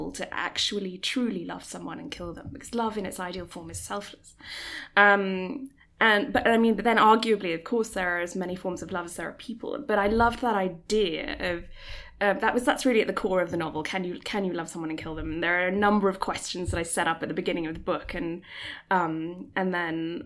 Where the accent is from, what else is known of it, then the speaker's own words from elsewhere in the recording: Singapore; moved away; I was born and raised in Singapore